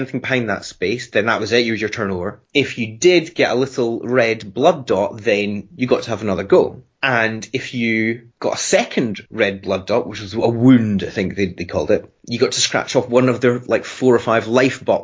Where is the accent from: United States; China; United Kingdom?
United Kingdom; being a British kid